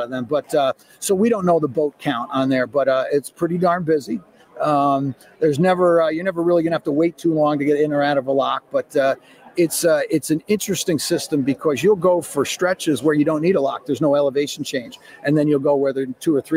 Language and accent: English; Albany, New York, United States; also born or lived in Saratoga area; I'm from Albany, New York, and I work on the Erie Canal